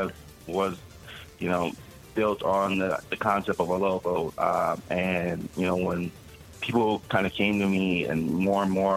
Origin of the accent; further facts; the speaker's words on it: Los Angeles, California, United States; I grew up in Los Angeles.